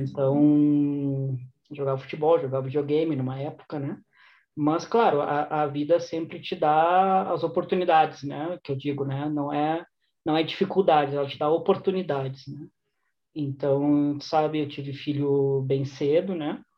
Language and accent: Portuguese; Porto Alegre, Rio Grande do Sul, Brazil; moved away as an adult; also born or lived in Shanghai, China; now in Madrid, Spain; Eu cresci é, no bairro de Teresópolis, aí em Porto Alegre